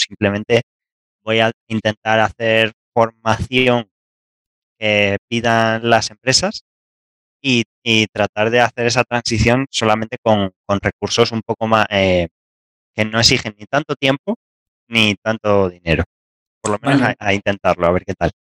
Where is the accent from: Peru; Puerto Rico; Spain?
Spain; Castilla-La Mancha; moved away as an adult; also born or lived in northern Spain / Granada, Andalusia; hasta los 18 años vivía a una hora de Madrid. No, soy, de Madrid, soy de Castilla-La Mancha.